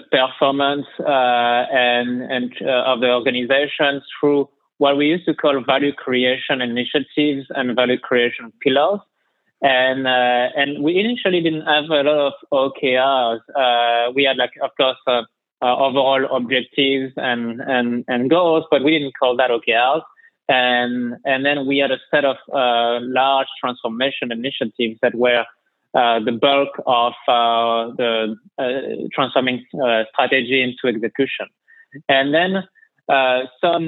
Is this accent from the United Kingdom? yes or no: no; France; as you can tell from my accent, I'm originally from France.